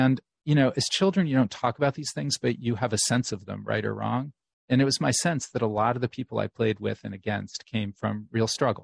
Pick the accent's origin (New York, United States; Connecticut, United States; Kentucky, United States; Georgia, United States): Connecticut, United States; New Haven; moved away as an adult; growing up in New Haven, you know, I lived here with my single mom